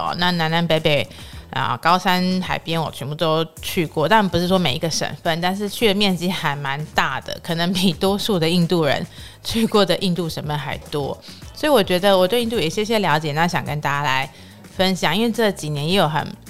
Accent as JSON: {"language": "Chinese", "country": "Taiwan", "said": "我说：“哦，台湾。”"}